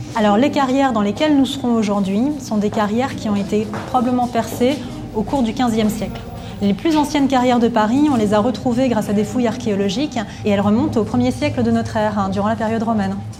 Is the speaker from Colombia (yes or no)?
yes; Colombia; French is a second language; j'ai 17 ans, je viens de Colombie